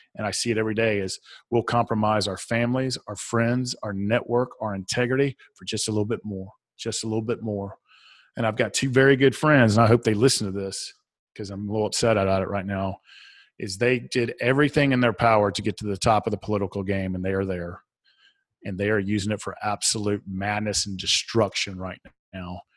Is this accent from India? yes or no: no; the South, United States; accent: southern; my southern accent